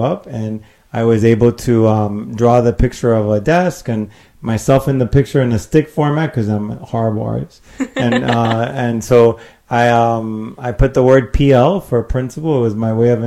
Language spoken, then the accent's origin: English; Miami, Florida, United States; I was born in Miami. I'm the son of two Cubans